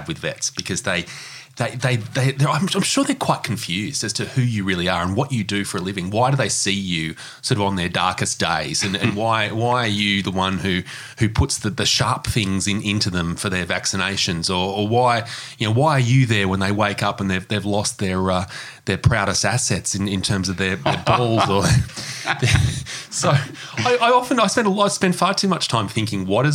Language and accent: English; Newcastle, New South Wales, Australia; now in Sydney, Australia; I grew up in Newcastle, not in Bondi